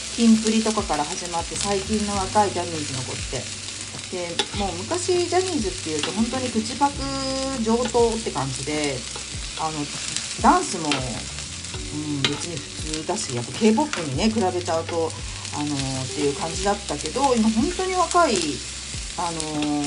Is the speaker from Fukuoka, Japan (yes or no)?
no; Tokyo, Japan; 東京に住んでおりましたので東京出身なんでね